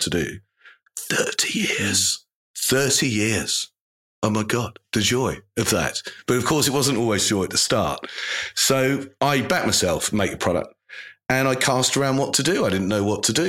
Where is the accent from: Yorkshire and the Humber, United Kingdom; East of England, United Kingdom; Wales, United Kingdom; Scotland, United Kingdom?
East of England, United Kingdom; Lowestoft; I was born in Lowestoft in Suffolk